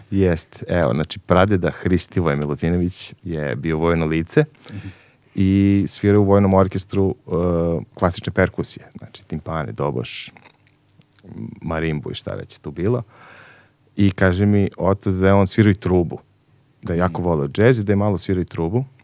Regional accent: Kragujevac, Šumadija, Serbia; Ja sam iz Kragujevca, tako je. Ovaj, šumadinac.

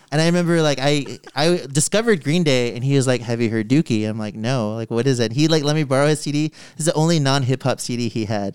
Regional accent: San Antonio, Texas, United States; also born or lived in Austin; growing up in San Antonio, like, I am a minority that lives in a city where I'm not a minority.

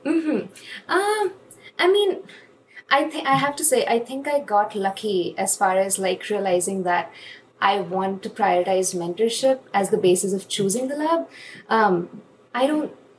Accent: India; moved away as an adult; when I was coming from India

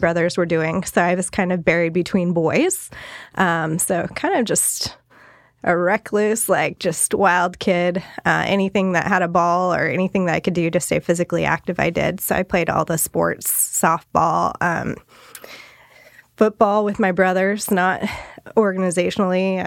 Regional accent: Salem, Oregon, United States; also born or lived in Coos Bay, Oregon; kind of migrated up here when I was about five. So lived in the Salem area, Salem Kaiser area most of my life

